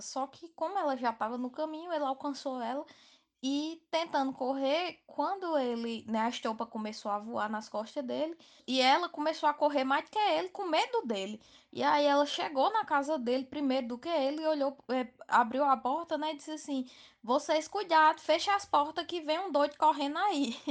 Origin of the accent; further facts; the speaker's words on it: Campina Grande, Paraíba, Brazil; sou de Campina Grande, na Paraíba